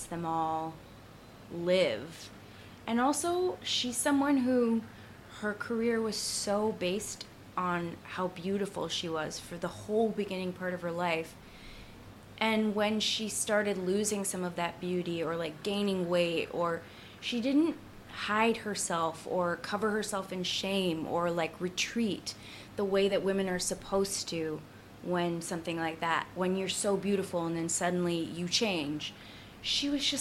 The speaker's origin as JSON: {"language": "English", "town": "Boston", "region": "Massachusetts", "country": "United States", "tie": "born or raised there", "said": "Jamaica Plain"}